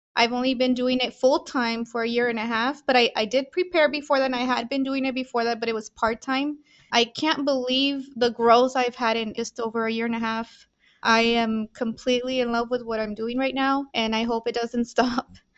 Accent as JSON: {"language": "English", "country": "Mexico", "tie": "born or raised there", "moved": "yes", "lives_now": "El Paso, United States", "said": "I was born in Mexico"}